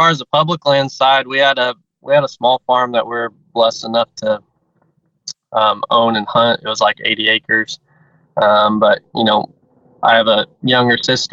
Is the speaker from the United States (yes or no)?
yes; Southwest Missouri, United States; I'm from Southwest Missouri. Was born and raised there, and I've lived in Missouri my whole life